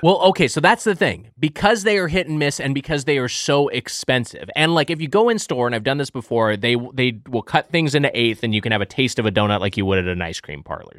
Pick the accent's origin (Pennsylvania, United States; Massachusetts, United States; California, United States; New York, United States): California, United States; Lakewood; My hometown, Lakewood, California, the birthplace of Denny's